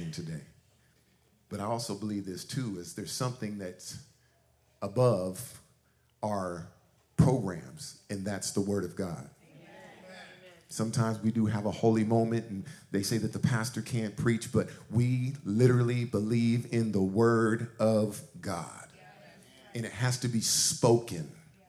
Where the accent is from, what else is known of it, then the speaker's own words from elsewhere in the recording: Suisun City, California, United States; We grew up in Soosoon, Cherry Street, back in the days, 1972.